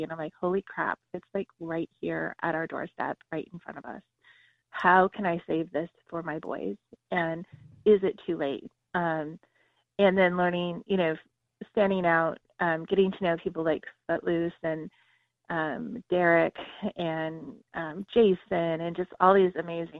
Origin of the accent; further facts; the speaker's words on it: Southern California, United States; moved away; I grew up in Southern California.